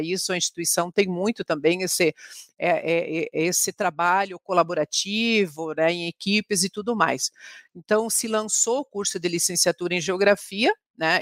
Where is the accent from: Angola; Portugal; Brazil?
Brazil; Francisco Beltrão, Paraná; moved away as an adult; now in Curitiba, Brazil; eu sou de Francisco Beltrão, né? Meus pais são gaúchos